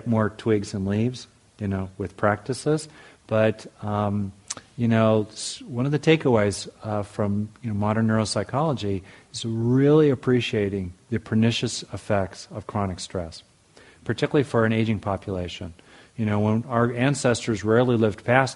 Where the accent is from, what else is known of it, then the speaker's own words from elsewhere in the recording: United States; as an American